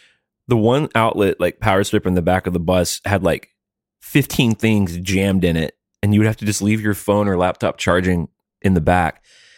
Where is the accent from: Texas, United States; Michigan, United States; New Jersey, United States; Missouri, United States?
New Jersey, United States; I'm from Jersey.